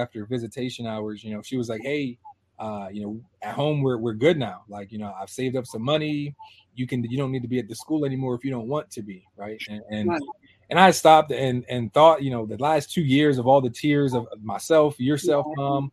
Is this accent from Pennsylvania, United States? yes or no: yes; Harrisburg, Pennsylvania, United States; also born or lived in Hershey, Pennsylvania; I'm from Harrisburg, Pennsylvania. That's where I was born. Not raised, though